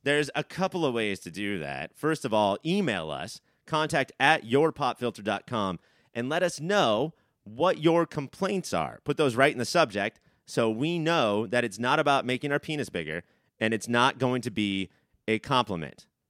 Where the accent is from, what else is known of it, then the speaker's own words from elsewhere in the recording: Huntington Beach, California, United States; the Seacliff Golf Course, where, which is famous, not, not only is it just, like, a couple of blocks from where I grew up